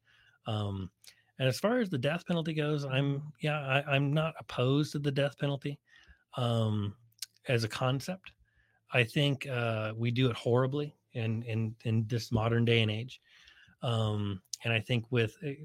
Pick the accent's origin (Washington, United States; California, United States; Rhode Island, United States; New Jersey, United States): California, United States; Bay Area; moved away as an adult; also born or lived in Nevada / Colorado; now in San Diego, United States; growing up in the Bay Area